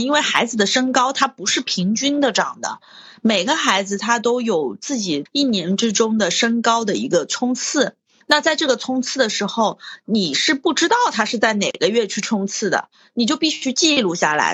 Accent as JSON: {"language": "Chinese", "region": "Hunan", "country": "China", "said": "我已经背叛了我湖南人的身份"}